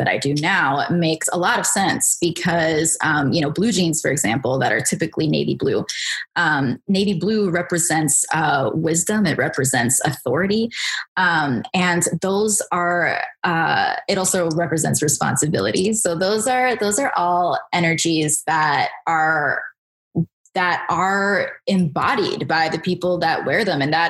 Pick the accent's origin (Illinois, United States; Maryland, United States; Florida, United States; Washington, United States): Maryland, United States; Bethesda; So I grew up in Bethesda, Maryland. That's where I am right now.